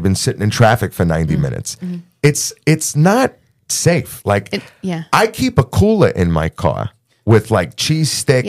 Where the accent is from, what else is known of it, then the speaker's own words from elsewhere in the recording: New York, United States; I'm some Goomba from New York